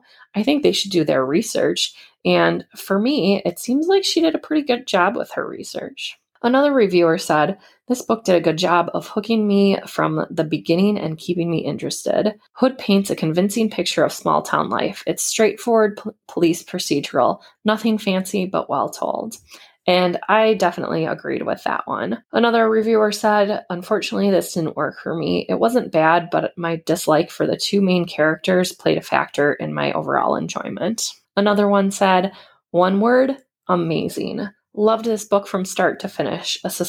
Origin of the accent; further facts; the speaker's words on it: United Kingdom; So for being British, I felt that the story set in Montana was really well written